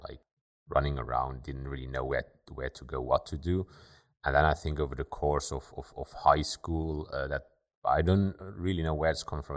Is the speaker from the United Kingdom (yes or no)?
no; Luxembourg; also born or lived in Germany; Born and raised in Luxembourg, I went to high school here in Luxembourg